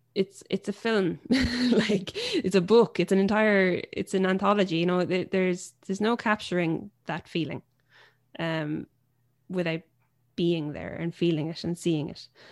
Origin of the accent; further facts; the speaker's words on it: Limerick, Munster, Ireland; growing up somewhere like Limerick, as a female folk singer-songwriter